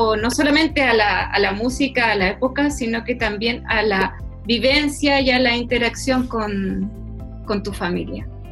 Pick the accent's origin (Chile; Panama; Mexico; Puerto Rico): Chile; volvemos a, Chile, volvemos a, nuestras raíces